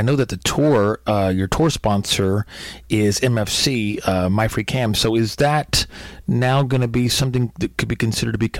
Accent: Texas, United States; I grew up in Texas

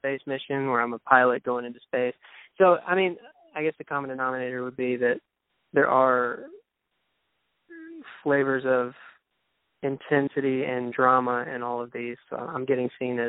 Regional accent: Dallas, Texas, United States; accent: southern; It's a very country part, suburb of Dallas.

